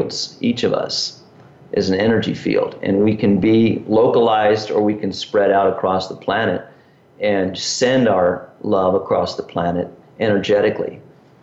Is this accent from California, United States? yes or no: yes; Southern California, United States; growing up in Southern California